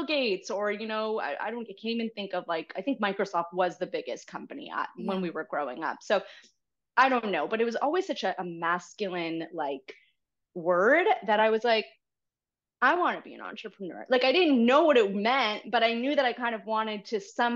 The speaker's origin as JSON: {"language": "English", "town": "Toronto", "region": "Ontario", "country": "Canada", "tie": "born or raised there", "said": "I was raised by a single mom and born and raised in Toronto. I've been here my whole life"}